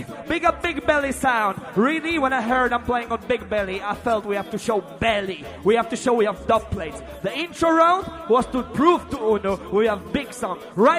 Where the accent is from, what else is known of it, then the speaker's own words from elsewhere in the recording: Wrocław, Lower Silesian Voivodeship, Poland; I come from Poland, a root boy area in a Breslau town from downtown.